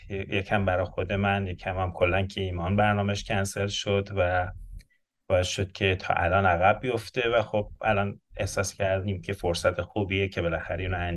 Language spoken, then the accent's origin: Persian; Shahi, Mazandaran, Iran; moved away; من تو شهر شاهی در مازندران به دنیا آمدم متولد 1355 هستم بچگیم با سنگ مرمر, بازی و گردو بازی تو کوچه های شمال شروع شد